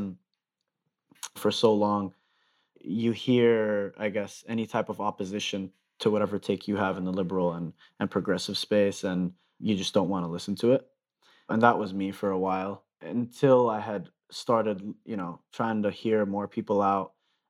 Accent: Dubai, United Arab Emirates; also born or lived in Denver, United States; I was born in Denver, Colorado. I lived there until probably I was in the fourth grade, moved to Dubai, the United Arab Emirates. And so I was there until I graduated high school.

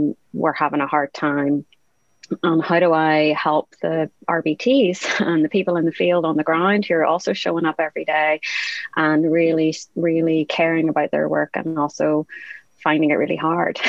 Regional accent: Northern Ireland, United Kingdom; I'm from Northern Ireland.

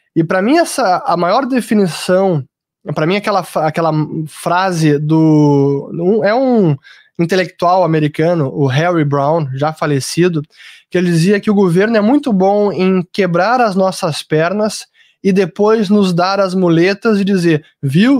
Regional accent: Brazil; eu, como brasileiro

